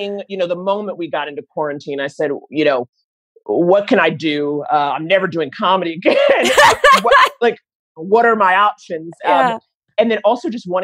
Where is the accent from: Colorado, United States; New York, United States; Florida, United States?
New York, United States; New York City; I grew up in Harlem